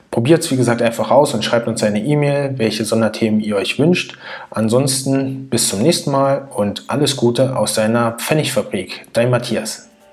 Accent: Berlin, Germany; Ich bin neunzehnhundertneunundachtzig in Berlin geboren

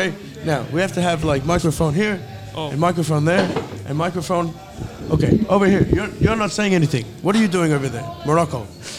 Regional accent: Arugam Bay, Eastern Province, Sri Lanka; now in Budapest, Hungary; we're from Aragon Bay, which is on the east coast.

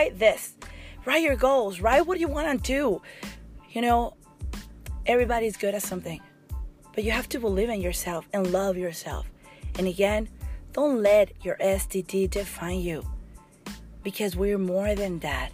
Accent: Mexico; English is a second language; moved away as an adult; I came when I was 19 from Mexico, and I work really, really hard to kind of speak really good

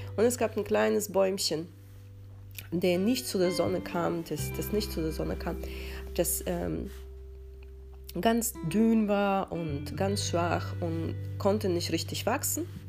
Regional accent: Russia; now in Germany; Ich bin in den 90ern in Russland aufgewachsen.

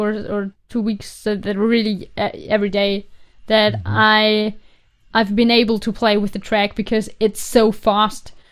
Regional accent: Carinthia, Austria; In Carinthia. It's like mm. the very south part of Austria and it's near to the Italian border. So mm. in 30 minutes, I'm in Italy. Mm. And it's a very small village with, I think, 2,500 people

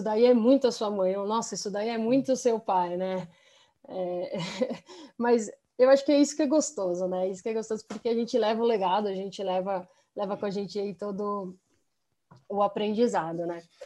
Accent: Brazil; also born or lived in United States; nós crescemos aqui no, no Brasil mas com 18 anos a gente foi, eu e meu irmão, nós fomos fazer faculdade fora, então, então nós ficamos aí sete anos morando nos Estados Unidos

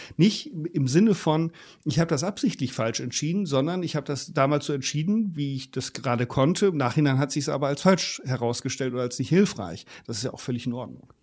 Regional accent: Germany; bei uns in Deutschland

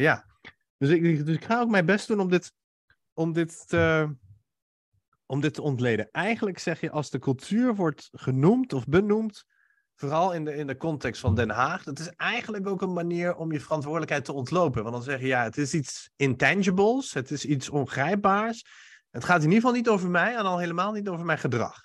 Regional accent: Iran; now in Netherlands; ik kom oorspronkelijk uit Iran

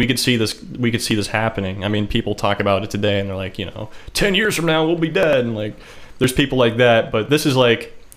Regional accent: United States; I'm an American

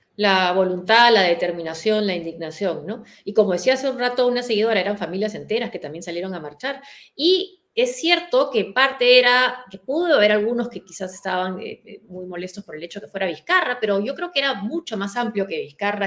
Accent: Peru; moved away

